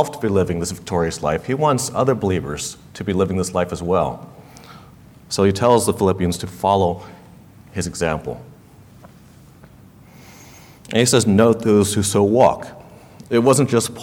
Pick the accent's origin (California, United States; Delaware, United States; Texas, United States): California, United States; I was born and raised in California, and so were my parents